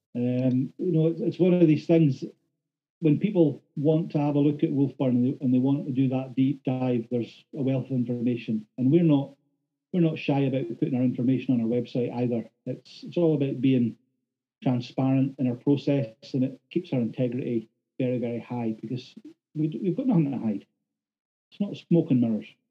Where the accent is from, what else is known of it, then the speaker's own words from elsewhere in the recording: Thurso, Scotland, United Kingdom; as a local lad, done good, born and bred in Thurso